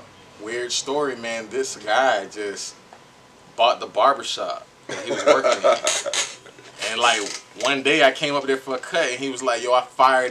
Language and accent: English; Fort Lauderdale, Florida, United States; now in Atlanta, United States; I'm from Fort Lauderdale, Florida.